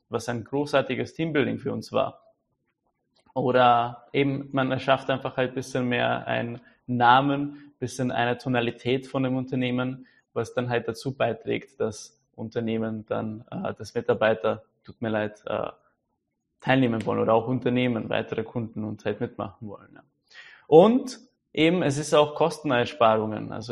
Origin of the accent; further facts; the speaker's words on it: Czechia; Da fällt mir auch noch ein, wir haben in Tschechien, weil ich bin ja aus Tschechien, ein äh, tolles Sprichwort.